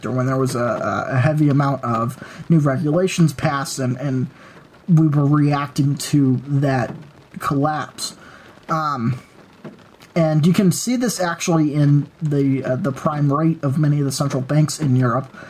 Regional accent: United States; as an American

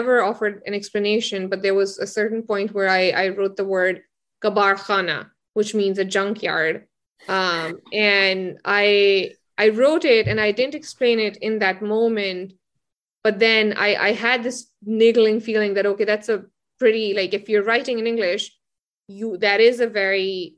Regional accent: Potohar region, Punjab, Pakistan; now in United States; I'm from the Potohar region in Pakistan, which is where like Islam, not Islamabad as much, but Rawalpindi and like the places south of it

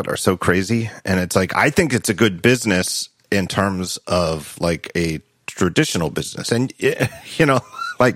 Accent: United States; I'm so American, and my view is so warped by having grown up in the decades I did

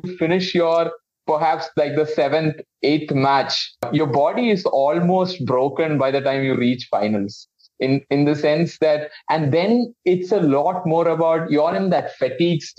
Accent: Thiruvananthapuram, Kerala, India; Kerala is a lot about friends, and friends are the people I grew up with. I had the privilege of going to a school run by Jesuits. It's called Loyola School Trivandrum

